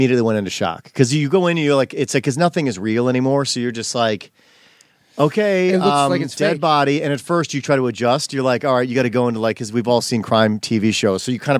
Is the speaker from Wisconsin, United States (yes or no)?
yes; Wisconsin, United States; also born or lived in Illinois; now in Los Angeles, United States; I'm from Wisconsin. I grew up, was born in Illinois, had a neighborhood, moved to Wisconsin, had a neighborhood